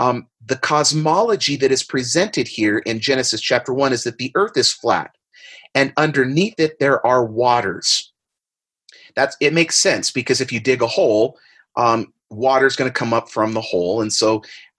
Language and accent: English; San Diego, California, United States; I used to do this as a kid all of the time growing up in San Diego.